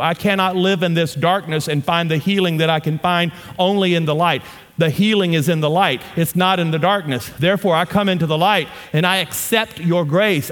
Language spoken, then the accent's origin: English; Shreveport, Louisiana, United States; accent: southern; moved away as an adult; also born or lived in Amarillo, Texas; now in Colorado, United States; I am from Louisiana. My wife and I, born and raised in Louisiana, we now live on the front range of the Rocky Mountains